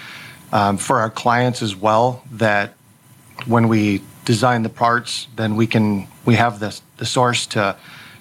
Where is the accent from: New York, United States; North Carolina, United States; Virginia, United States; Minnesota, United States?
Minnesota, United States; Albert Lea; Just south of Minneapolis in Albert Lee, Minnesota